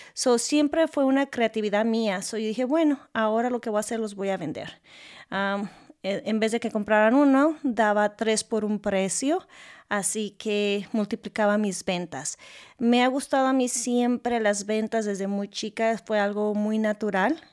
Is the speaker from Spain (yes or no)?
no; Guadalajara, Jalisco, Mexico; first language Spanish; also born or lived in California, United States; now in Louisville, United States; yo soy de México, nacida en la ciudad de Guadalajara, México